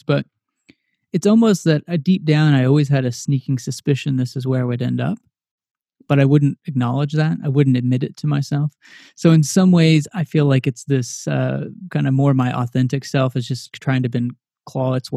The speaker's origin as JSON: {"language": "English", "region": "Texas", "country": "United States", "tie": "born or raised there", "moved": "yes", "lives_now": "Philadelphia, United States", "said": "I grew up in Texas."}